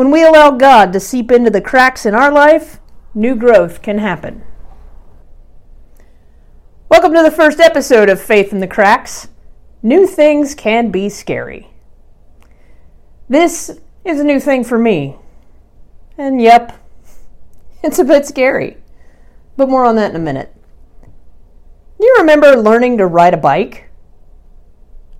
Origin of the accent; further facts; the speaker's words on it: Norman, Oklahoma, United States; moved away as an adult; also born or lived in Austin, Texas; my home church, First Presbyterian Church in Norman, Oklahoma. I grew up at this church